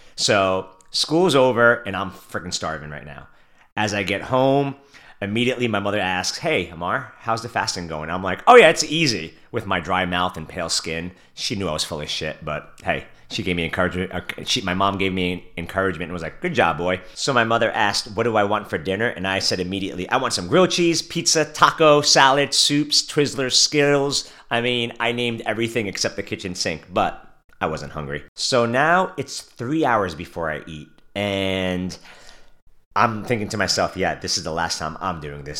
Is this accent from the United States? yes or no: yes; New York City, New York, United States; I was born and raised in Brooklyn, New York